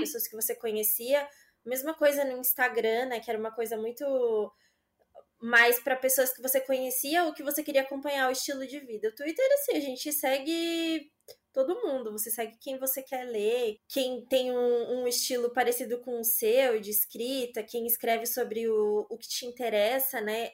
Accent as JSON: {"language": "Portuguese", "town": "Aparecida", "region": "São Paulo", "country": "Brazil", "moved": "as an adult", "lives_now": "São Paulo, Brazil", "said": "Eu sou de Aparecida, mas eu morava lá trabalhei é, nessa mesma empresa por uns quatro anos"}